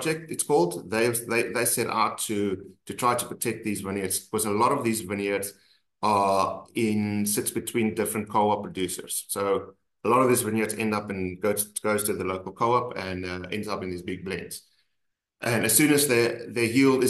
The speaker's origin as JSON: {"language": "English", "country": "South Africa", "said": "we're South African"}